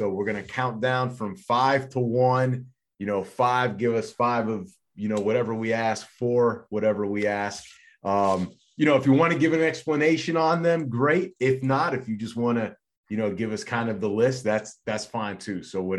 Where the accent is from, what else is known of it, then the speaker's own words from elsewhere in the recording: Miami, Florida, United States; born and raised in Miami. I went to University of Miami.